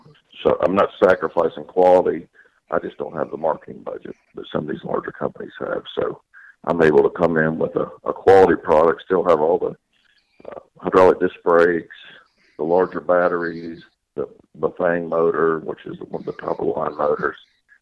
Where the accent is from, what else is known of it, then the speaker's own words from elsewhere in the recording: Louisiana, United States; born there; also born or lived in Mississippi / Florida / Alabama; I was born in Louisiana, lived in Mississippi, lived in Florida, lived in Alabama, so I'm pretty much a southern guy myself